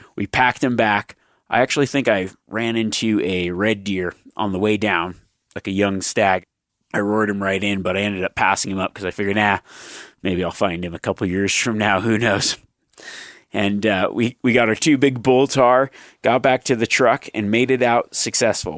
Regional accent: Nevada, United States; growing up in Nevada

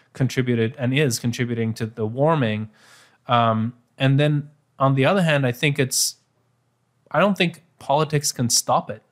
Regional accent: Bruges, Flanders, Belgium; my hometown Bruges

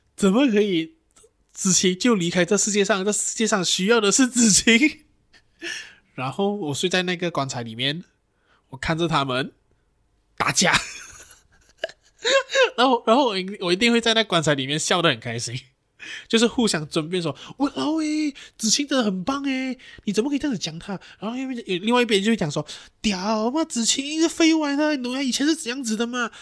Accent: Johor Bahru, Johor, Malaysia; moved away; 回去J B

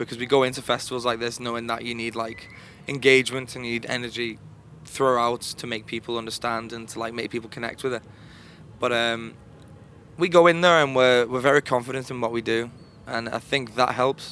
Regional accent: Liverpool, North West England, United Kingdom; We're from Liverpool in the United Kingdom

